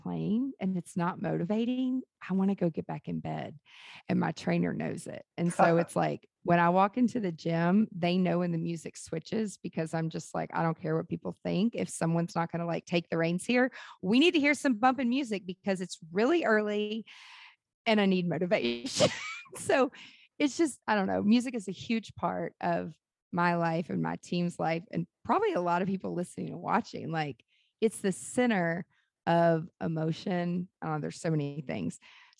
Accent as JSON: {"language": "English", "town": "Nashville", "region": "Tennessee", "country": "United States", "said": "I mean, I'm from Nashville, Music City, USA"}